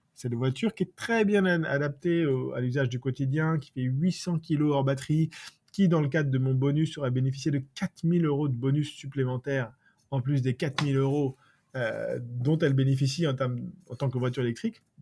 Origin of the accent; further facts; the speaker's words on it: France; chez nous en France